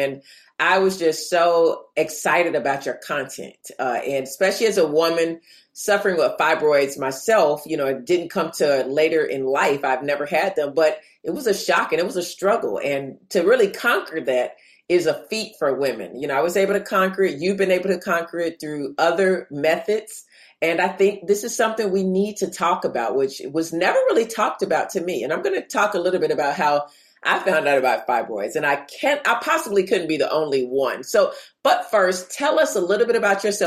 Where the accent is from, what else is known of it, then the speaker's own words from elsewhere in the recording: the South, United States; I am from the South